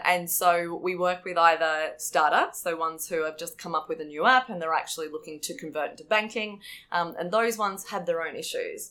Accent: Australia; as an Australian

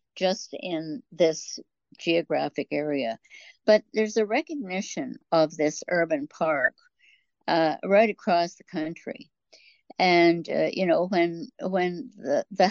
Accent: Harwood, Ontario, Canada; I was born in Harwood, and we've had our farm there since 1876

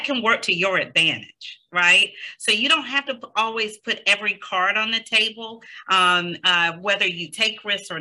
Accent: the South, United States; now in New Jersey, United States; I am from the South, and I am so used to pausing and letting people complete their sentence

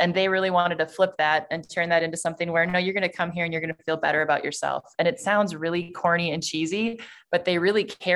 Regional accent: Sheboygan, Wisconsin, United States; I grew up in Sheboygan, Wisconsin, which is about 60,000 people.

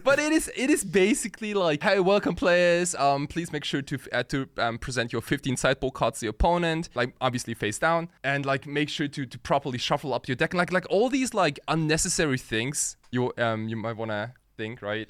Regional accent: Germany; also born or lived in Japan; I was born in Japan, And, uh, when I was five, my family and I, like, we, we, we all moved to Germany. So I went to a German school

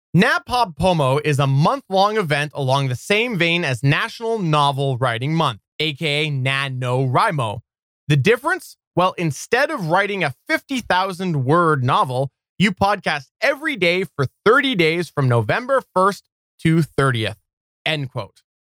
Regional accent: Canada; I'm Canadian

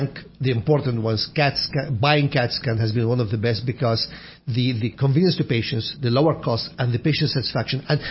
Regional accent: Iraq; moved away; When we were kids, I would walk 1 mile to go to a library that only opens in the winter time, not in the summer, in my hometown, Al-Qushayr, Iraq

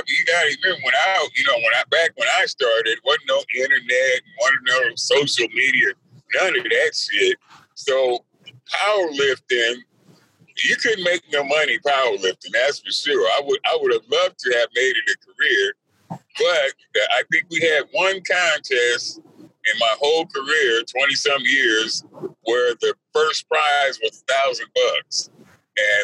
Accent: Compton, California, United States; I grew up in Compton, California

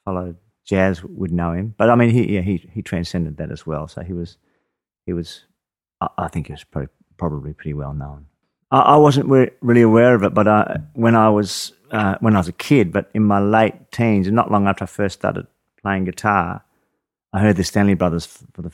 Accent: Adelaide, South Australia, Australia; I grew up in Adelaide.

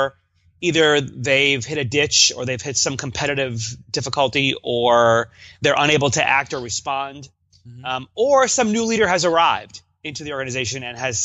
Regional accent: New York, United States; now in Seattle, United States; I do hail from New York. I'm a displaced East Coaster here in the U.S.

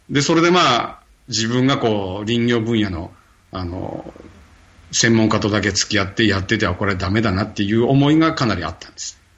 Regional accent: Ichinomiya, Aichi, Japan; 愛知県一宮市だから、ふるさとに帰ってます、今は。

